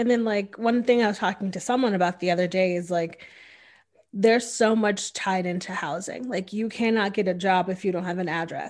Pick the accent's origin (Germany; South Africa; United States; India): United States; Northeast; now in Austin, United States; as a person who is Black, who moved here from a very diverse place. Like I'm from the Northeast, which is like this huge melting pot of people.